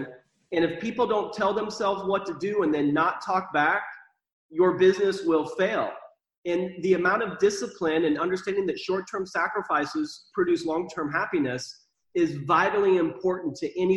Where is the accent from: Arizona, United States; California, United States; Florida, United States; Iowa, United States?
Iowa, United States; moved away; also born or lived in Texas; I grew up in Iowa, kind of not the best environment with the family that I was a part of.